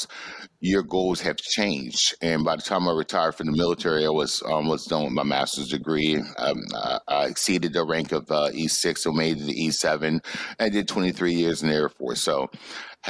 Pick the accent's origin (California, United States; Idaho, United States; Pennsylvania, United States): Pennsylvania, United States; Braddock; moved away; I'm from Braddock, Pennsylvania. So Braddock, Pennsylvania is a small steel town in Pennsylvania, right outside of Pittsburgh.